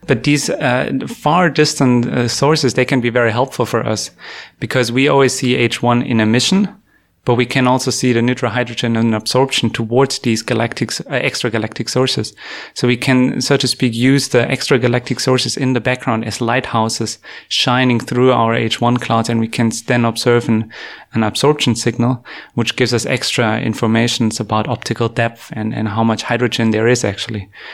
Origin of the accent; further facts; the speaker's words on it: Germany; moved away as an adult; also born or lived in Canada; I grew up in Germany